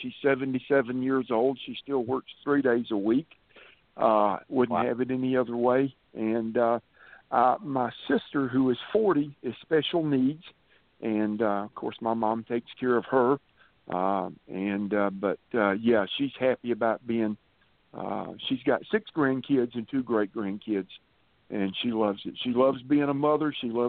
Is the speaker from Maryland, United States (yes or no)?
no; Columbia, South Carolina, United States; also born or lived in Calhoun, Georgia; I was born and raised in Columbia, but in 1973, my dad moved our family to Georgia. We lived there 5 years, from 73 to 78. We moved back to Columbia in 78